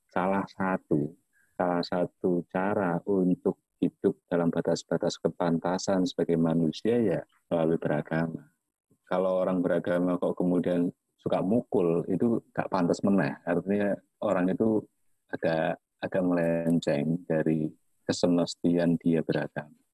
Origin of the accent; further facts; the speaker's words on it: Java, Indonesia; Orang saya Jawa saya nggak apa-apa, tapi mungkin teman atau kerabat saya merasa tersinggung ketika ada lelucon tentang Jawa.